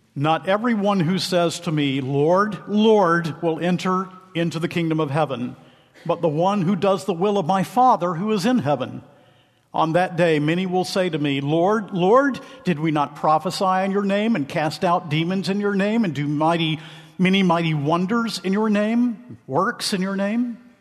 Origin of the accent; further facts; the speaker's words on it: Macon, Georgia, United States; I hail from Macon, Georgia